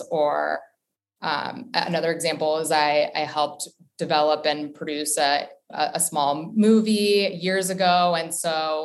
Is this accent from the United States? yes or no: yes; Potomac, Maryland, United States; moved away as an adult; also born or lived in Boston, Massachusetts / Los Angeles, California; now in New York, United States; I'm originally from a suburb outside of Washington, D.C., Potomac, Maryland. I went to high school at Winston Churchill High School